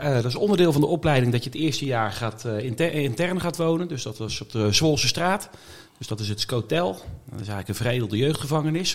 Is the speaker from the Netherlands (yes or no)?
yes; Oudewater, Utrecht, Netherlands; moved away as an adult; also born or lived in Gouda; now in The Hague, Netherlands; Ik ben geboren en getogen verder nou ja, getogen, laat ik het zo zeggen, in Oude Water